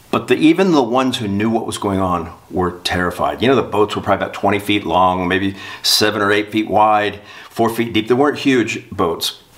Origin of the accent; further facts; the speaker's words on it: South Florida, United States; I'm from South Florida. I spent my life on boats